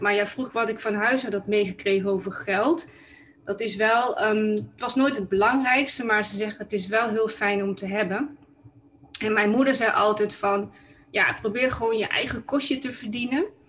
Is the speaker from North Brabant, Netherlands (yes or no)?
yes; Tilburg, North Brabant, Netherlands; now in Amsterdam, Netherlands; ik kom oorspronkelijk uit Brabant, want ik ben eigenlijk een Tilburgse. En ik ben ehm, in 1997 ben ik eh, verhuisd eh, naar Amsterdam en daar woon ik eh, nog steeds.